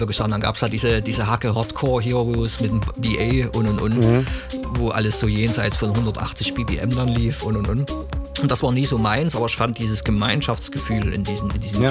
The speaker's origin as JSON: {"language": "German", "area": "Chemnitz region", "region": "Saxony", "country": "Germany", "said": "ich komme ursprünglich aus der Chemnitzer Region"}